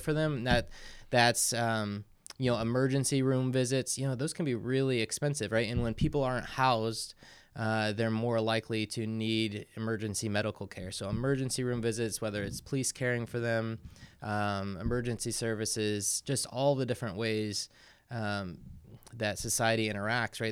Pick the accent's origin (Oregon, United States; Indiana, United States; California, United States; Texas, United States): Indiana, United States; New Haven; moved away as an adult; now in South Bend, United States; I'm from the Fort Wayne area